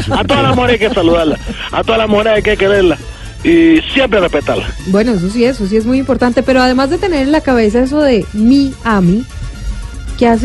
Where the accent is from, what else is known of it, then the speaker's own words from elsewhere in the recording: Cuba; Sí, bueno, la verdad es que somos muchos los cubanos que nos aferramos a esta tierra.